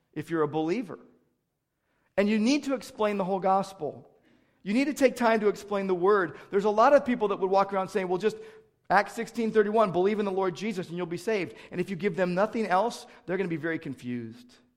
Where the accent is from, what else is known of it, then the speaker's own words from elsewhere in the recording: United States; as American Christians